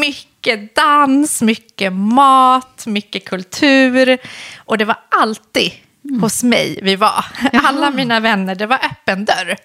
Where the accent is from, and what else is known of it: Solna, Stockholm County, Sweden; born or raised there; also born or lived in Iran / Husby, Stockholm